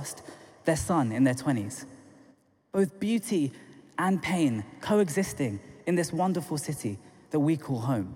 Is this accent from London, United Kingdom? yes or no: yes; London, United Kingdom; I'm from Tooting in South London originally, come on, south of the river